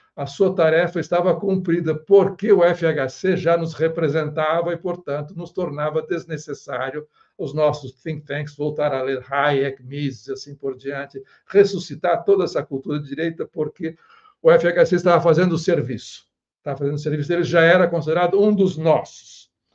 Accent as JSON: {"language": "Portuguese", "country": "Brazil", "said": "nós brasileiros"}